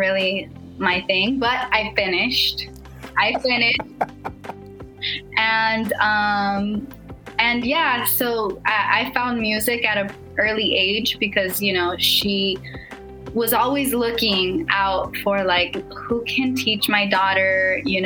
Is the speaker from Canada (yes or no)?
no; Los Angeles, California, United States; normal first generation struggle type of growing up in South East Los Angeles